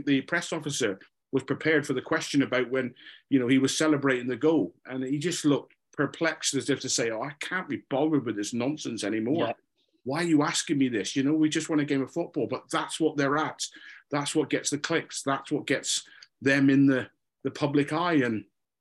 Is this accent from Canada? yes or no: no; Scotland, United Kingdom; I'm a Scotsman